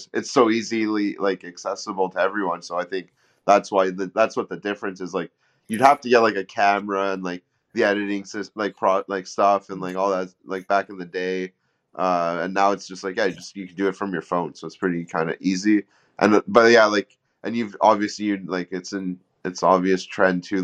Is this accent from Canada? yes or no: yes; Montreal, Quebec, Canada; It's I've lived here